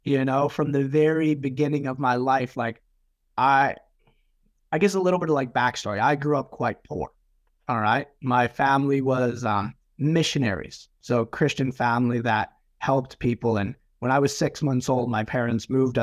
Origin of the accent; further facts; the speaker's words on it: Manitoba, Canada; now in New Zealand; I come from Canada originally, so a lot of snow